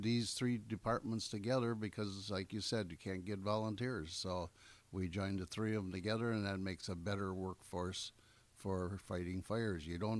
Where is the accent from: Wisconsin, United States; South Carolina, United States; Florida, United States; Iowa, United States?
Wisconsin, United States; Gills Rock; I grew up in Gill's Rock at the end of the peninsula